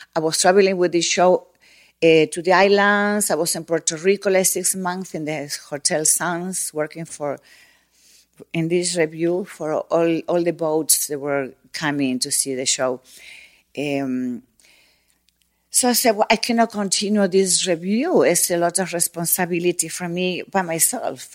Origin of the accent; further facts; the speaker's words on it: Buenos Aires, Argentina; moved away as an adult; also born or lived in Mexico; I'm from Buenos Aires